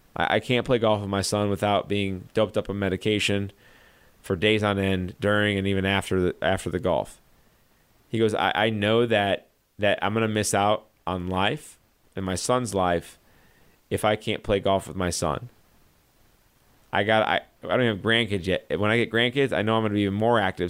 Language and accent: English; St. Louis, Missouri, United States; I'm from Saint Louis. This is, uh, my stomping grounds.